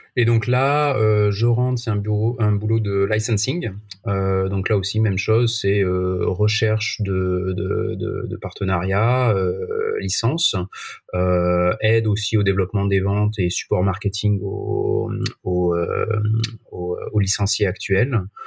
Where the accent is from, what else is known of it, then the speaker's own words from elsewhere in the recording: Marseille, Provence-Alpes-Côte d'Azur, France; je suis né à Marseille, donc voilà, j'ai évidemment toujours suivi l'OM